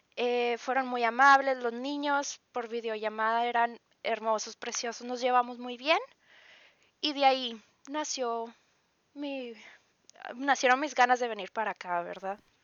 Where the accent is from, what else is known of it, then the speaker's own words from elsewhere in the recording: Ciudad Acuña, Coahuila, Mexico; moved away as an adult; now in Ingelheim, Germany; Yo vengo de una ciudad que se llama Acuña, en Coahuila, que es en México.